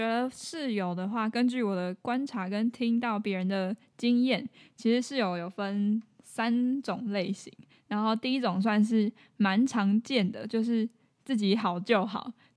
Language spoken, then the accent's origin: Chinese; Kaohsiung, Taiwan; moved away as an adult; 我是住在，以前住在高雄